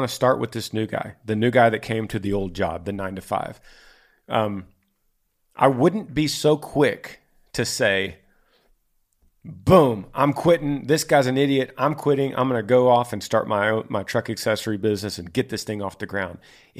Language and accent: English; Orem, Utah, United States; We are from Orem, Utah.